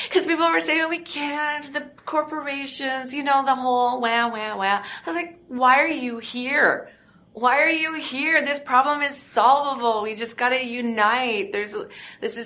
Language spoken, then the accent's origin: English; Niagara Falls, Ontario, Canada; now in Toronto, Canada; I grew up in Niagara Falls. That's Niagara Falls, Canada.